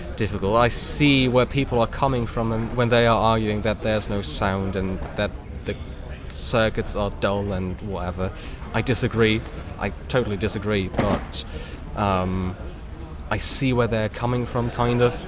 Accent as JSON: {"language": "English", "region": "Berlin", "country": "Germany", "tie": "born or raised there", "said": "I grew up here in Berlin. I grew up on these underground lines, these buses."}